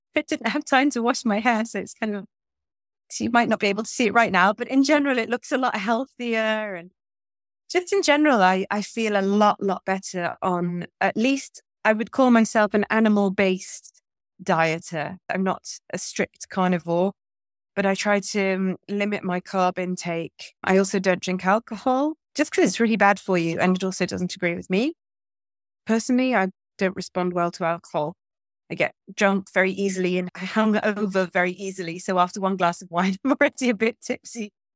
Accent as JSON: {"language": "English", "town": "Manchester", "region": "North West England", "country": "United Kingdom", "tie": "born or raised there", "moved": "yes", "lives_now": "Portugal", "said": "my hometown of Manchester"}